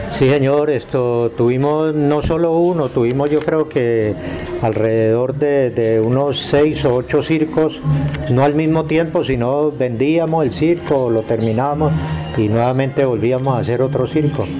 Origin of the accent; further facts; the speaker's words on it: Mesa de los Santos, Santander, Colombia; now in Girón, Colombia; Yo nací en, la Mesa de los Santos, Santander.